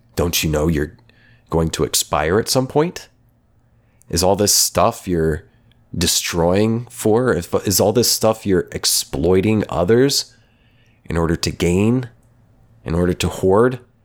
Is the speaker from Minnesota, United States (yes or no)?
no; Oklahoma, United States; my hometown in Oklahoma